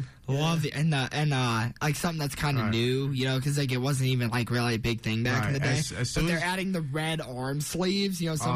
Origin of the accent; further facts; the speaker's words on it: Akron, Ohio, United States; I grew up in Akron, but we all lived in Ohio.